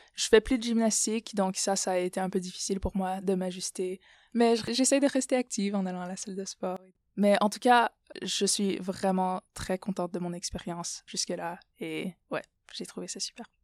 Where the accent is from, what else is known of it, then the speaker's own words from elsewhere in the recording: Ottawa, Ontario, Canada; moved away as an adult; also born or lived in Moldova / Burkina Faso; now in United States; Je suis née aux États-Unis. Ma mère est de Moldavie, mon père est du Burkina Faso. Donc, je suis au Canada depuis mon C P environ